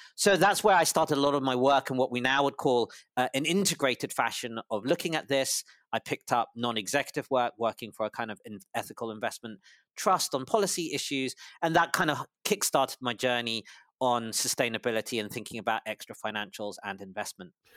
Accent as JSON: {"language": "English", "region": "London", "country": "United Kingdom", "tie": "born or raised there", "also_born_or_lived": "Cambridge / Harvard", "said": "I was born in London, U K, to a, a Malaysian father and a Singaporean mother, and I did all of my schooling or high schooling in London"}